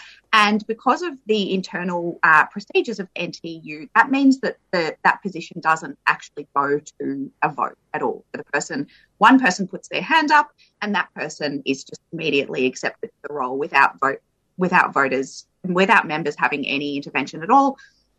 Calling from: Victoria, Australia; And I'm also calling from Wurundjeri country.

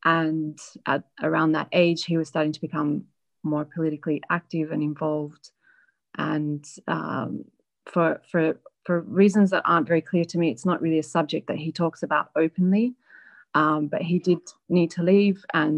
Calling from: London, United Kingdom; accent: Australian; Actually, I'm calling you from London.

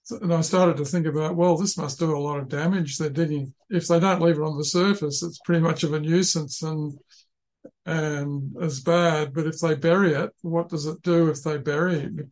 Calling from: Tasmania, Australia; I'm calling in from the University of Tasmania and uh, I'm in Palawa country.

